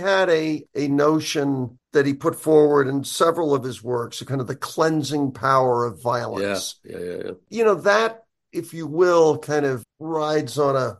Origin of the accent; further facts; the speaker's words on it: New York City, New York, United States; I grew up on the Upper West Side of Manhattan, which is a heavily secular Jewish neighborhood.